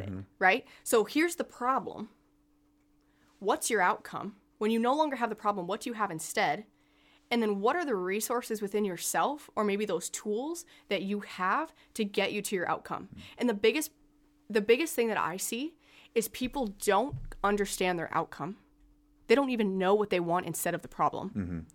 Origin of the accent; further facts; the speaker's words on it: Alexandria, Minnesota, United States; moved away as an adult; now in Morris, United States; I am originally from Alexandria, and I moved to Morris for college.